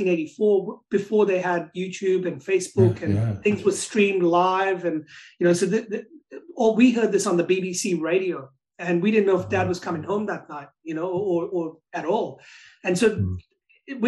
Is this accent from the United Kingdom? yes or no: no; Pakistan; now in Australia; I was born in Pakistan, which is a Muslim country, but I'm a Catholic